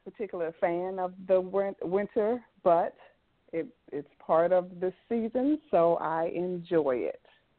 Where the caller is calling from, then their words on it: Maryland, United States; I'm calling from Maryland.